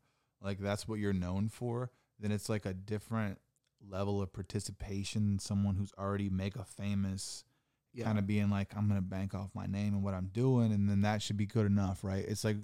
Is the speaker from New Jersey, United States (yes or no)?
no; Ohio, United States; I'm a comic from Ohio.